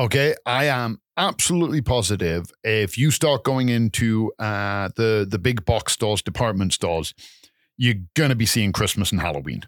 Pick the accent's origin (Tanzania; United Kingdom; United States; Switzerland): United Kingdom; England; also born or lived in Calgary, Canada; now in Canada; I'm originally from England and I've been in Canada for a number of years